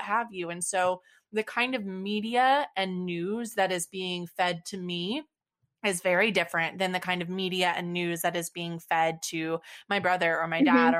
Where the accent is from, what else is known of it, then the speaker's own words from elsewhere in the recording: Texas, United States; we're both from Texas